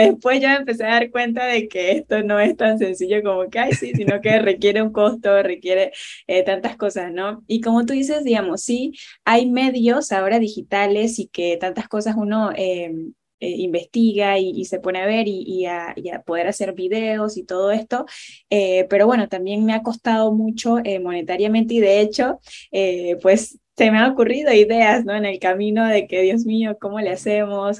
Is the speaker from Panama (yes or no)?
yes; Panama; soy panameña